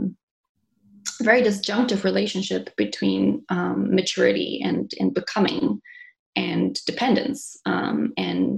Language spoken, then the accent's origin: English; South Africa; now in Montreal, Canada; I was born in Montreal. I grew up in South Africa.